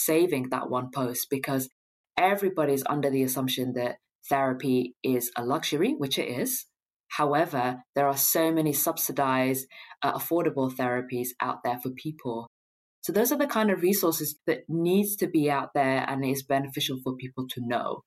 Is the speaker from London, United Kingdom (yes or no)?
yes; London, United Kingdom; as a Londoner